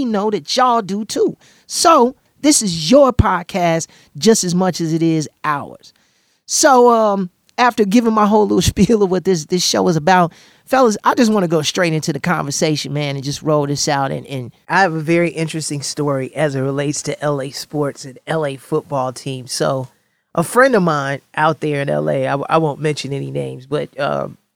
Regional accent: Chicago, Illinois, United States; I definitely rep my hometown of Chicago

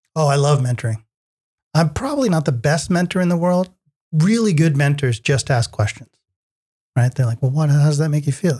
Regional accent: New York area, United States; I grew up in the New York area

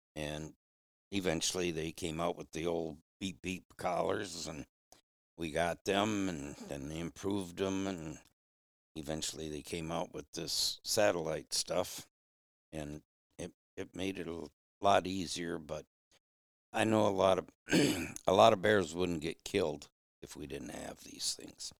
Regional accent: Flint, Michigan, United States; moved away as an adult; now in Upper Peninsula, Michigan, United States; I was raised in Flint

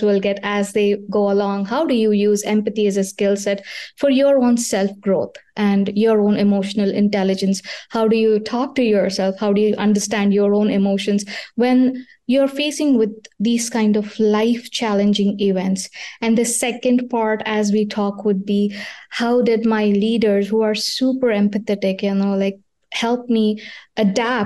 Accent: India; now in Pennsylvania, United States; I was born in India

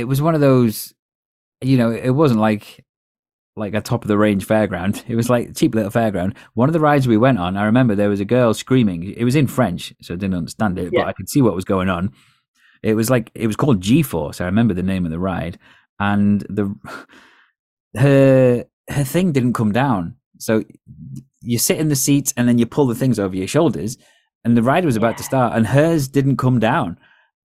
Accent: Holywell, Wales, United Kingdom; Because I grew up in Holywell, which is a place in North Wales

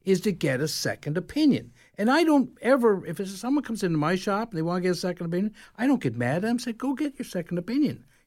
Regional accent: Canada

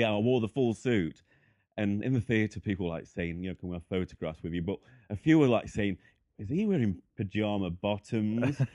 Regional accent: the north of England, United Kingdom; also born or lived in Boston Spa; from England, so the north. I live in a place called Boston Spa.

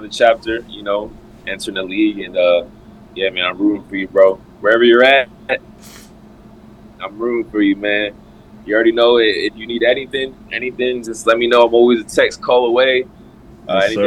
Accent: Providence, Rhode Island, United States; moved away; play for my hometown

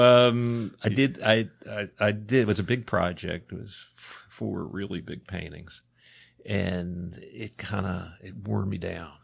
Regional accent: Baltimore, Maryland, United States; I'm, you know, born and bred. I grew up in Baltimore City

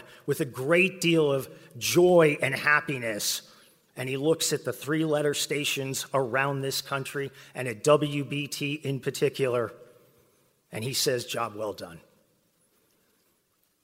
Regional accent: West Texas, United States; now in Charlotte, United States; I grew up in West Texas

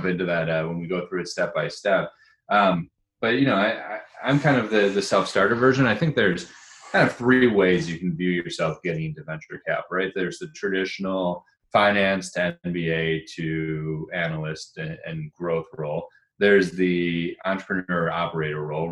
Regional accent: Rochester, New York, United States; moved away as an adult; also born or lived in Ann Arbor, Michigan / Boston; Moved to Rochester, New York, which is where I'm back at now

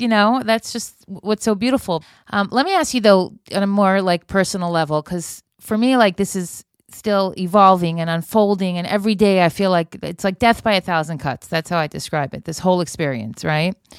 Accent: Miami Beach, Florida, United States; I grew up in Miami Beach

